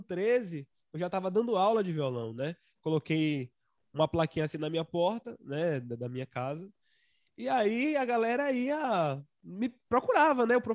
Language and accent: Portuguese; Santo Amaro, Bahia, Brazil; born there; Nossa, é, é, na, na, verdade, eu sou registrado como um santamarense, né? Mas eu só fiz nascer lá e depois vim.